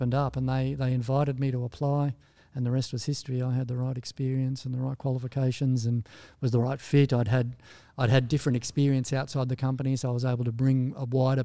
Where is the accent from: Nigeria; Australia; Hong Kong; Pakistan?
Australia; moved away as an adult; also born or lived in United States